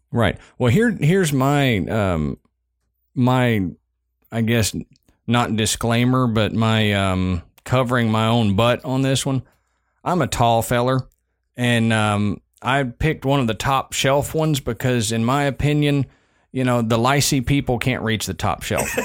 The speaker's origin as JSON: {"language": "English", "region": "Southern United States", "country": "United States", "accent": "Southern"}